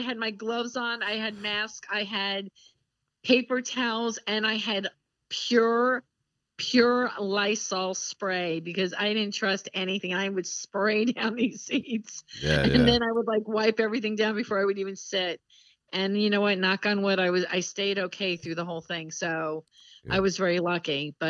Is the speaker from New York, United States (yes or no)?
yes; Long Island, New York, United States; I grew up on Long Island